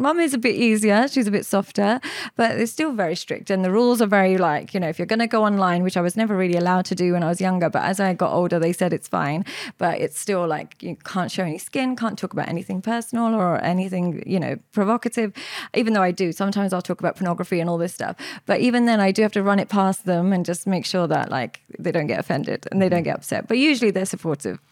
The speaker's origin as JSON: {"language": "English", "region": "London", "country": "United Kingdom", "tie": "born or raised there", "said": "I grew up in London with my parents. I grew up, um, just outside West London"}